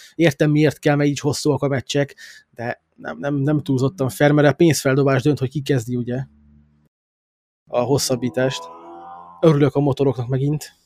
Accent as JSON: {"language": "Hungarian", "country": "Hungary", "moved": "yes", "lives_now": "England", "said": "a Magyarországon éltem, meg magyar vagyok"}